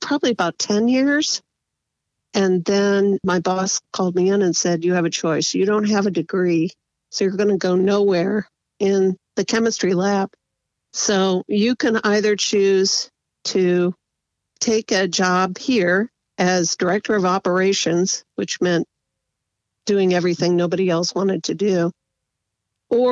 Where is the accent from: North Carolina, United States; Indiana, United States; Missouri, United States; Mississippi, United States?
Indiana, United States; Fort Wayne; moved away as an adult; also born or lived in Pasadena, California; now in Gilroy, United States; I am a Hoosier. I was born in Indiana